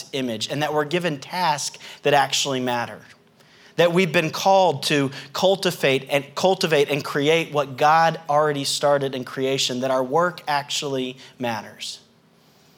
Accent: the South, United States; accent: southern; my southern accent

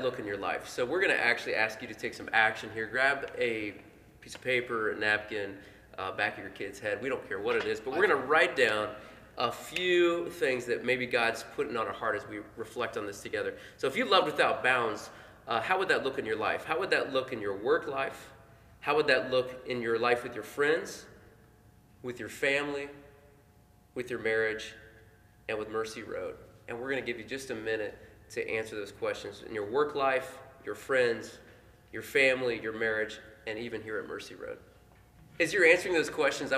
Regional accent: Portland, Indiana, United States; now in Indianapolis, United States; I'm from Portland, Indiana, population 6,000.

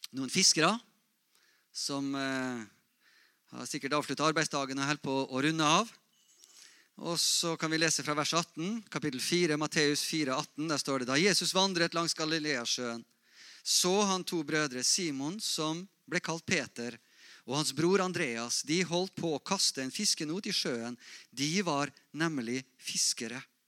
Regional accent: Molde, Møre og Romsdal, Norway; Jeg vokste opp i Misjonsforbundet, Molde misjonsmenighet

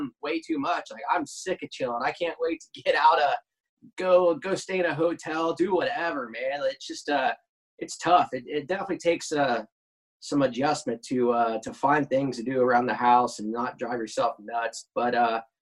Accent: Cincinnati, Ohio, United States; I was pretty lucky to grow up close to a drag strip, Edgewater, right outside of Cincinnati, Ohio.

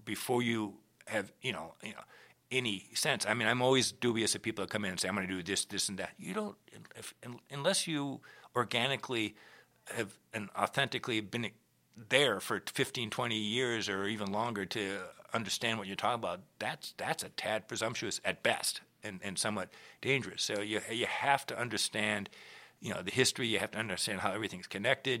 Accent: Minneapolis, Minnesota, United States; moved away as an adult; also born or lived in Rochester, New York / Boston; I was born in Minneapolis to a father who played in the orchestra there for forty-three years

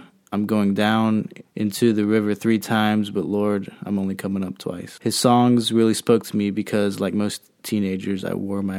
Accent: Virginia, United States; moved away as an adult; also born or lived in Tennessee / Texas / New Mexico / Colorado; now in California, United States; I've lived in 7 states in the past 12 years. I grew up in Virginia

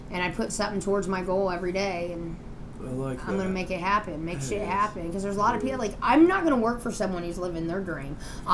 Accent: Indiana, United States; we're both from Indiana.

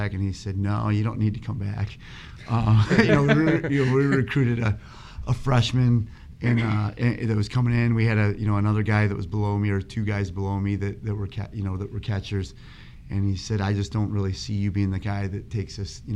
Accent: Minooka, Illinois, United States; moved away as an adult; now in Arizona, United States; I grew up in a little town called Minooka, Illinois, outside of Joliet

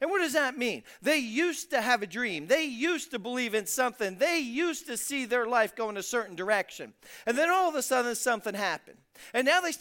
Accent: Philadelphia, Pennsylvania, United States; I'm from South Philadelphia. I mean, not West Philadelphia, where I was born and raised, but I'm from South Philadelphia.

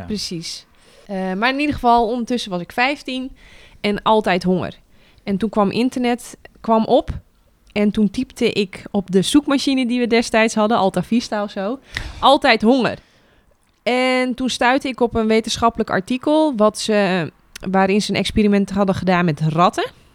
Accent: Netherlands; wij als Nederlanders

